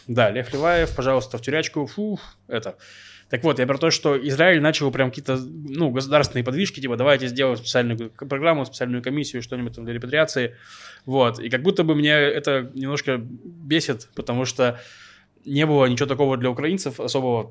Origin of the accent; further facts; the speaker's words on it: Russia; now in Israel; я сам из России